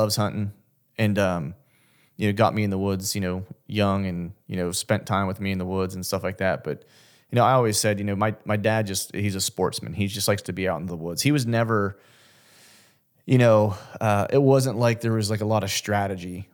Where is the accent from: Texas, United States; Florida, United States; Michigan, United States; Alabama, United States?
Florida, United States; moved away; also born or lived in Orlando / Pennsylvania; my whole family's from Pennsylvania, but I was born in the South, and you know, Florida